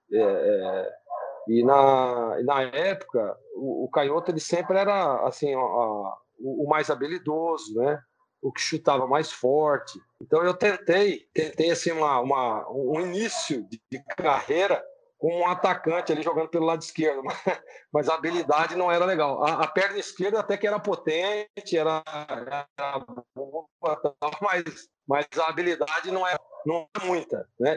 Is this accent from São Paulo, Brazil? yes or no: yes; Americana, São Paulo, Brazil; lá na cidade americana, de onde eu sou nascido e criado